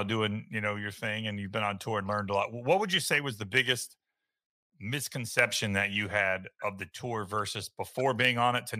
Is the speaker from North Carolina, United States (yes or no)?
yes; North Carolina, United States; I was born in North Carolina as well. So I grew up a Tar Heels fan.